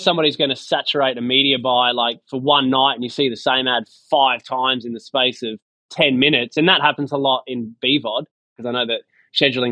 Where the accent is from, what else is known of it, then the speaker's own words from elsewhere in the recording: Sydney, New South Wales, Australia; growing up in Sydney